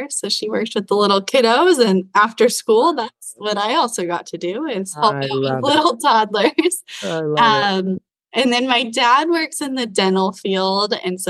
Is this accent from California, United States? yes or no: yes; Irvine, California, United States; I grew up in Irvine, so in Southern California.